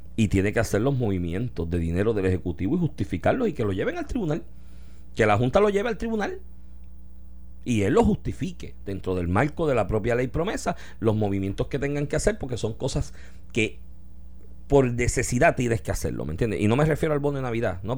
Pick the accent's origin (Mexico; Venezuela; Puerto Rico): Puerto Rico; Comerío; mi pueblo comerío